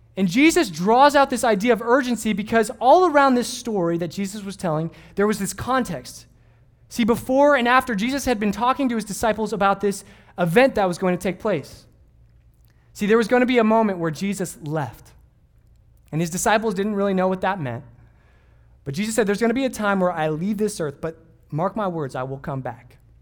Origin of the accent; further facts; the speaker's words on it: Southern California, United States; growing up in Southern California